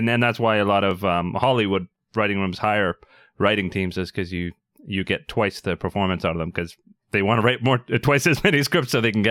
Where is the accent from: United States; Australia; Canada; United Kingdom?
Canada; especially being a Canadian myself.